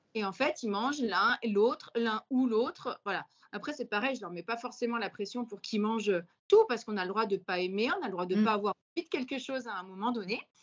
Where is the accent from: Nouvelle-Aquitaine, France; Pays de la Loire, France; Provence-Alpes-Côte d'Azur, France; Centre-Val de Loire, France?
Pays de la Loire, France; Vendée; je suis vendéenne